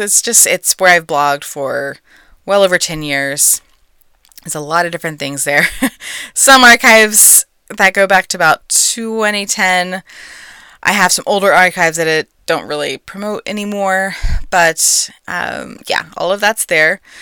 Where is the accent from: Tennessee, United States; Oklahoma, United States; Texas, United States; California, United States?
Texas, United States; I'm a native-born Texan